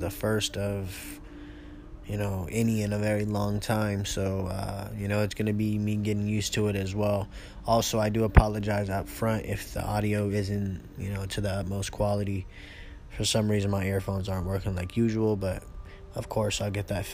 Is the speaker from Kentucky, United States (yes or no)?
no; California, United States; now in Arizona, United States; I'm originally from California. I live in Arizona now